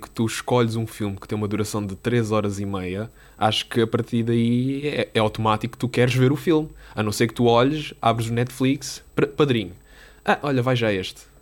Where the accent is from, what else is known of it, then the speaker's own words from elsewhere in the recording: Quarteira, Algarve, Portugal; moved away as an adult; now in Lisbon, Portugal; eu sou do Algarve